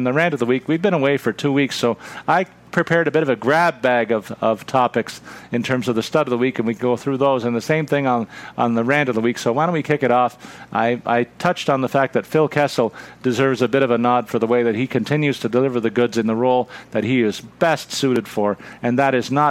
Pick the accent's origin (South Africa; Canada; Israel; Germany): Canada; a Canadian hockey fan